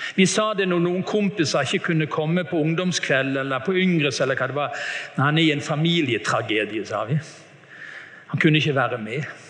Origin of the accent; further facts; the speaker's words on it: Bergen, Vestland, Norway; Jeg hadde besøk hjemme i Bergen av en tante